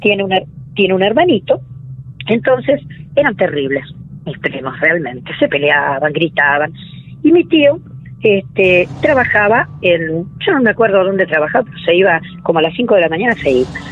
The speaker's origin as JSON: {"language": "Spanish", "town": "Mar del Plata", "region": "Buenos Aires Province", "country": "Argentina", "tie": "born or raised there", "said": "yo me vine en el año 53 desde Buenos Aires. Mis padres vivían en Buenos Aires, entonces nos vinimos acá a vivir en 1953"}